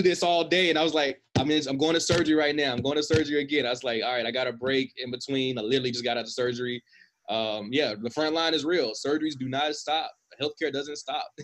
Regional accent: United States; as American

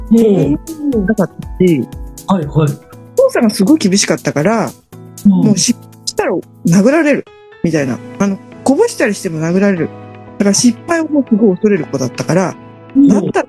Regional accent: Chiba, Japan; 千葉はねもうね、まあ、東京から三十分ぐらいの駅で電車で三十分ぐらいのとこだったからなんか毎月建物がどんどん変わっていくとか駅

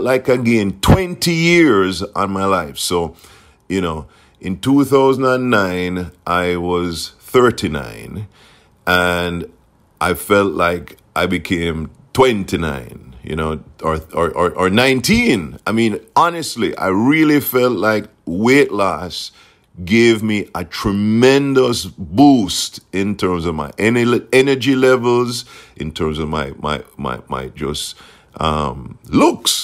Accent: Jamaica; now in South Florida, United States; I grew up in Jamaica, and Jamaica is an island.

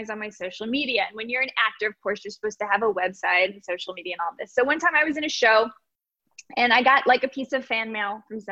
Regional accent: Texas, United States; I grew up in Texas

